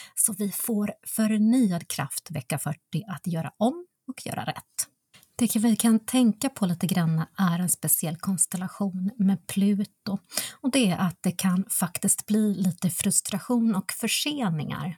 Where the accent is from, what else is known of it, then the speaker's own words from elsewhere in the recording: North Karelia, Finland; moved away; jag är uppvuxen i norra Karelen, precis i gränsen mellan Finland och Ryssland